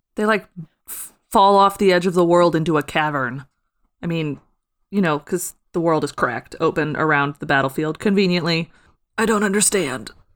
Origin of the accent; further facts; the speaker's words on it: Midwest, United States; I'm from the Midwest.